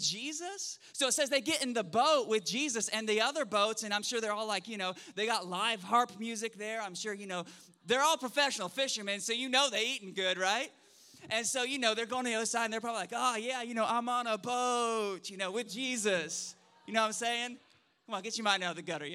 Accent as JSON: {"language": "English", "region": "Oklahoma", "country": "United States", "tie": "born or raised there", "also_born_or_lived": "Spokane, Washington", "moved": "yes", "lives_now": "Shreveport, United States", "said": "I grew up in Oklahoma, city boy through and through"}